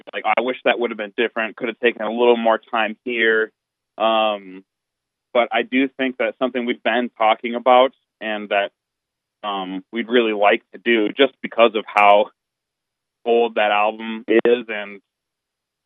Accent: Minneapolis, Minnesota, United States; We all kind of are from the Metro Minneapolis Twin Cities area

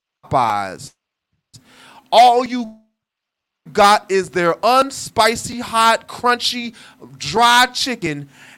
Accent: Ohio, United States; now in Atlanta, United States; I came to Atlanta from Ohio, most of us is in KFC.

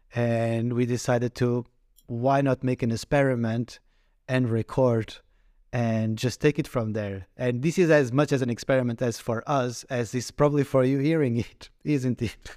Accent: Portugal; moved away as an adult; I come from Portugal. Mm. I came mm. in 2009, in the peak of the economic crisis

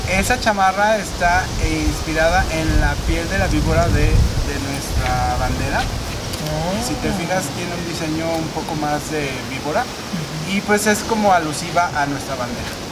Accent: Mexico; Nosotros como mexicanos debemos de apoyarnos y comprar nuestros productos porque realmente México es grande.

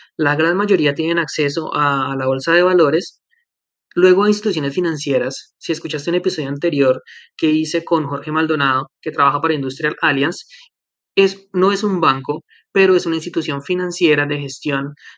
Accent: Colombia; now in Canada; Colombia, que es mi país de origen y que también conozco más o menos

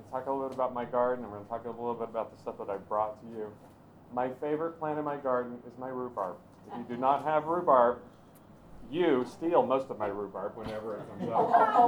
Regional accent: Knoxville, Tennessee, United States; moved away; I was raised in Tennessee

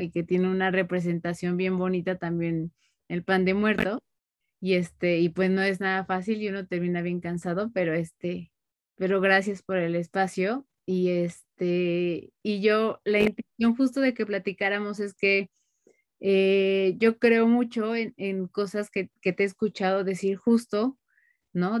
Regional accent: Mexico; como mexicanos

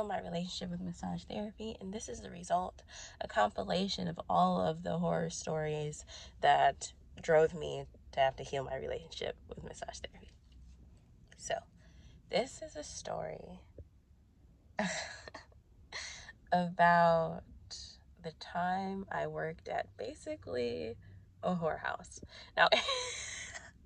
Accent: Ashburn, Virginia, United States; moved away; also born or lived in Brandon, Florida; I moved from Brandon, Florida to Ashburn, Virginia. Like, that breakup took me back home.

